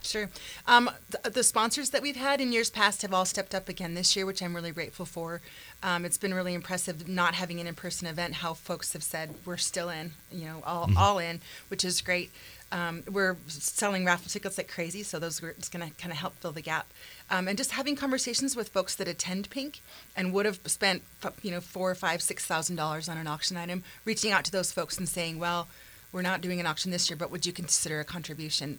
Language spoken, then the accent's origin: English; Missoula, Montana, United States; born and raised in Missoula